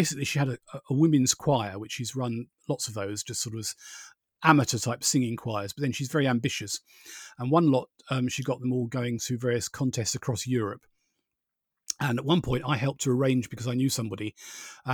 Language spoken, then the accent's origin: English; Borehamwood, East of England, United Kingdom; I grew up in Boreham Wood, which is basically generally known around the world as Elstree